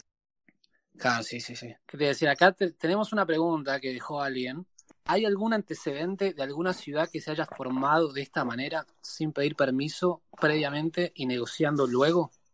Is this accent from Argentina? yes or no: yes; Argentina; moved away; cuando me fui de Argentina